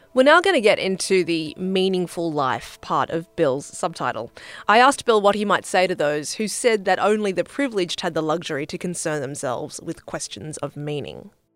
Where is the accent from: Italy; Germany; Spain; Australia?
Australia; as an Australian